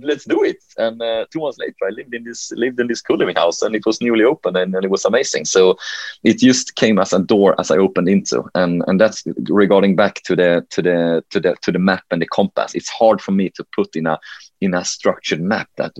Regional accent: Helsingborg, Skåne, Sweden; accent: Swenglish; English is a second language; Helsingborg, my hometown.

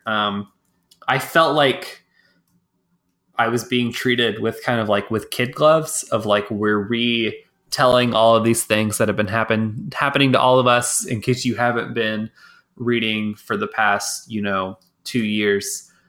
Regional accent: Texas, United States; I'm from Texas

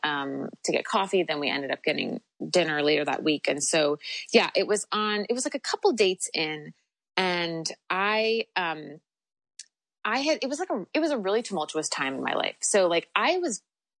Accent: New York, United States; I'm from New York

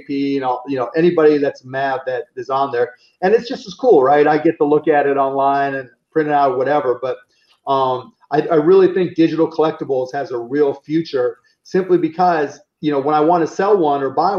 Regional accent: Pittsburgh, Pennsylvania, United States; I grew up in Pittsburgh

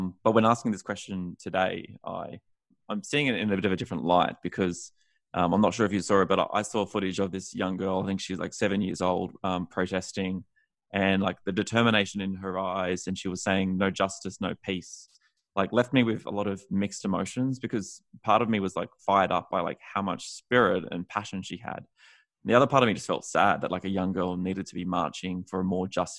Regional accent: Australia; moved away as an adult; now in United States; growing up in Australia, it was just like a very different experience

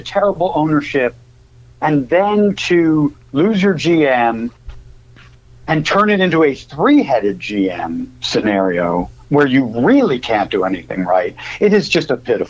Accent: Northeast, United States; I grew up in the Northeast, and my folks were from New York, and we used to go to a bunch of games at Shea. Even though I grew up a Red Sox fan as a kid

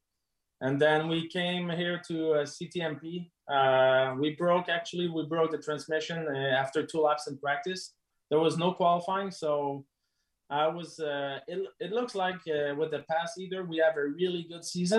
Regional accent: Canada; we're Canadian

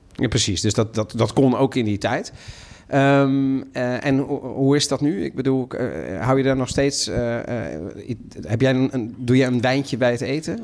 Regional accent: Netherlands; ik ben Italiaans opgevoed door de ouders, maar ik ben in Nederland opgevoed.

